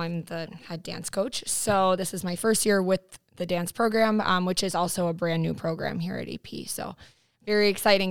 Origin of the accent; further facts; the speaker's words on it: New York, United States; moved away; I am from New York originally. My family is there